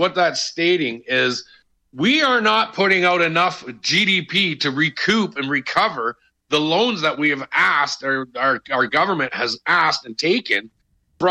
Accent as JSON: {"language": "English", "country": "Canada", "said": "as Canadian citizens"}